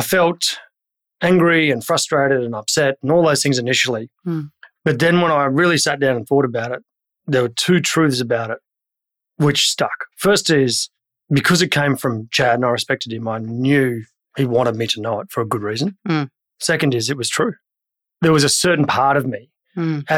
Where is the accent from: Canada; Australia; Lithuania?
Australia; Brisbane, Queensland; I grew up in Brisbane, and back then it was a cow town.